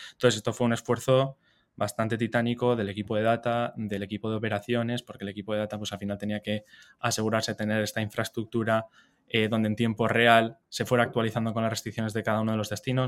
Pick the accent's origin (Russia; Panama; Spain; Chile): Spain; San Sebastián, Basque Country; yo soy donostiarra, o sea, soy del País Vasco, me crié, me eduqué ahí